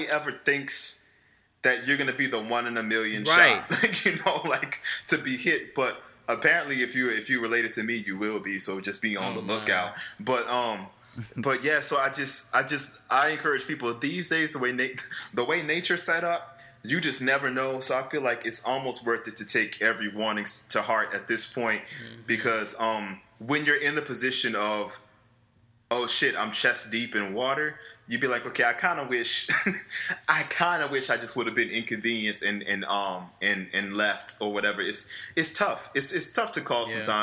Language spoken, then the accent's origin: English; New Orleans, Louisiana, United States; moved away; also born or lived in Washington, D.C.; I grew up in New Orleans East, which is the Ninth Ward